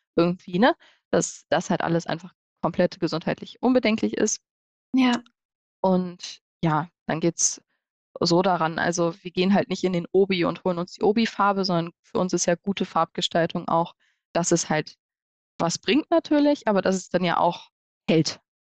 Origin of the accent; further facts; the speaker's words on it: Hanover, Lower Saxony, Germany; wir kommen ja alle aus Hannover und haben da ja studiert, haben auch unser Büro